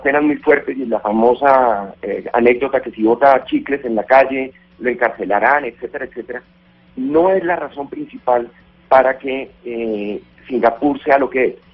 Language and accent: Spanish; Colombia; como colombiano